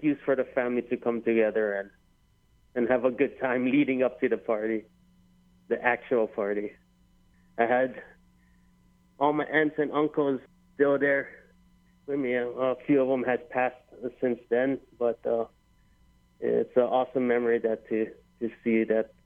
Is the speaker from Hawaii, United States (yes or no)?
yes; Hilo, Hawaii, United States; now in Wailuku, United States; born and raised in Hilo